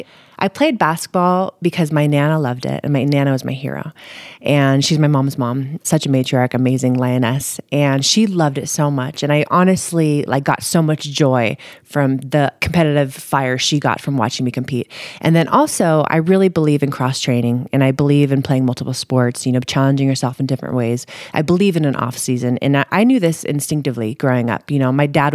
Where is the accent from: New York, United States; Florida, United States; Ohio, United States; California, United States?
California, United States; Scotts Valley; also born or lived in Saratoga, California; I grew up in the Santa Cruz Mountains in Scotts Valley and then in Saratoga once we hit high school